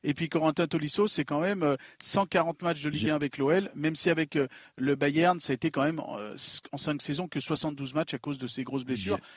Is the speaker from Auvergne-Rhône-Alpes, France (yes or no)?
yes; Lyon, Auvergne-Rhône-Alpes, France; Écoute, si, je suis lyonnais